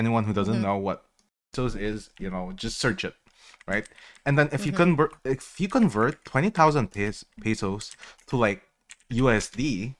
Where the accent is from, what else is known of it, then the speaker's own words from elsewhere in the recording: Philippines; English is a second language; moved away; You know, I'm Filipino. I'm immigrated from the Philippines.